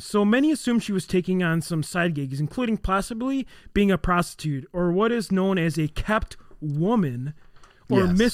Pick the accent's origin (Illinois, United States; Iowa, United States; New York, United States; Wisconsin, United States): Wisconsin, United States; Hurley; I'm from the Hurley area. I know the area very well